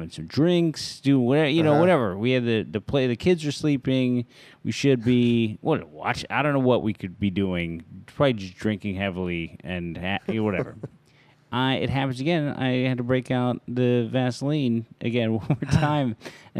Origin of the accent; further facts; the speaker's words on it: San Francisco, California, United States; moved away as an adult; also born or lived in Brooklyn; I was born and raised in San Francisco